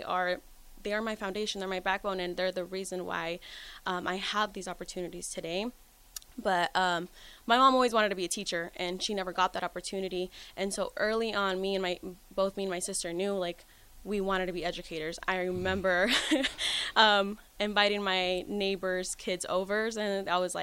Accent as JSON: {"language": "English", "town": "Lexington", "region": "Nebraska", "country": "United States", "tie": "born or raised there", "also_born_or_lived": "Mexico", "said": "I was raised in Lexington, Nebraska, so that is where I come from."}